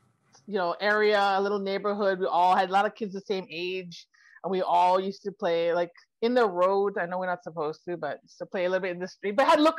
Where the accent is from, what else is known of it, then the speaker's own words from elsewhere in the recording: Lawai, Hawaii, United States; now in Los Angeles, United States; I was born and raised on Kauai, but so are my parents and most of my grandparents. So we've been there a long time.